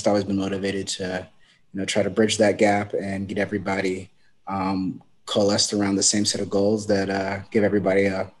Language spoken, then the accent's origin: English; Long Beach, California, United States; also born or lived in Sacramento; I grew up in North Long Beach, went to school for most in private school in East Long Beach